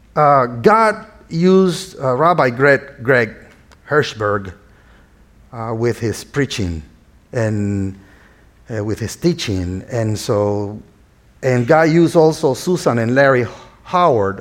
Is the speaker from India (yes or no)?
no; northern Nicaragua, Nicaragua; English is a second language; now in United States; As you can hear my accent, I was not born here in the States, but I was born in a small uh, town in northern Nicaragua, which is Central America.